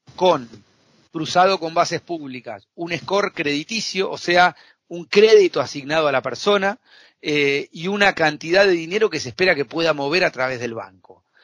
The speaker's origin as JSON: {"language": "Spanish", "country": "Argentina", "said": "soy un apasionado de, comer asado como buen argentino"}